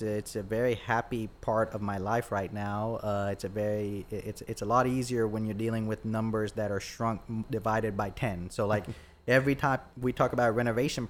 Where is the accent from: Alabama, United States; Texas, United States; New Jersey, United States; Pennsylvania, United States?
Alabama, United States; Troy; moved away as an adult; also born or lived in Boonville, Indiana; now in Dothan, United States; I grew up in Troy